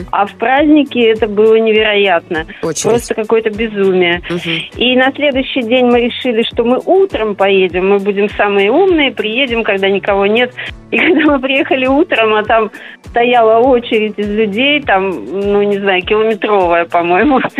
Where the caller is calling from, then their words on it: Saint Petersburg, Russia; Я из Санкт-Петербурга.